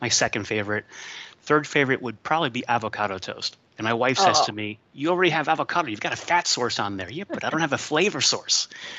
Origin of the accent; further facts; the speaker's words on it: Catalonia, Spain; now in United States; I was born and raised in Spain, so I'm a little bit different.